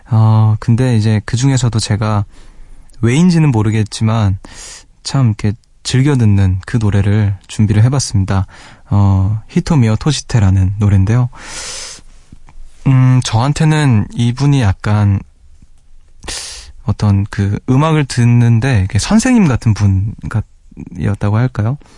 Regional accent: South Korea; 저는 한국인이다. 일본어 못 알아듣는다.

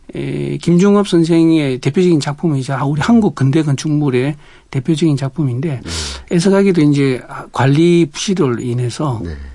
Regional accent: Busan, South Korea; moved away as an adult; now in Jeju, South Korea; 원래 고향은 부산입니다.

